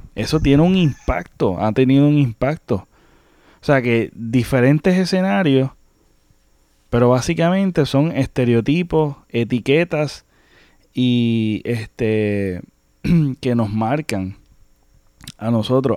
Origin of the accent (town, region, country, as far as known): Puerto Rico